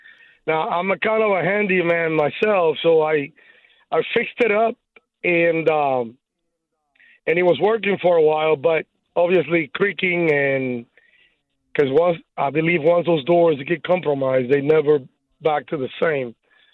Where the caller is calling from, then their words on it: Burleson, Texas, United States; I'm calling here from Burleson.